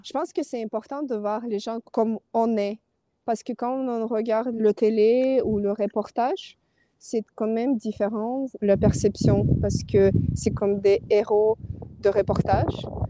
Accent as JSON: {"language": "French", "region": "Kyiv", "country": "Ukraine", "tie": "born or raised there", "also_born_or_lived": "Paris, France", "second_language": "French", "moved": "as an adult", "said": "je suis ukrainienne, j'étais née à Kiev. Euh, j'ai vécu et je fais mes études à Paris et ça fait deux ans que je suis retournée en Ukraine, à Kiev."}